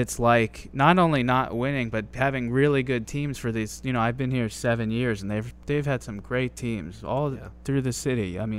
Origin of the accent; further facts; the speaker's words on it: Boston, Massachusetts, United States; moved away as an adult; now in Washington, DC, United States; I'm not a DC native. I actually, I grew up in Boston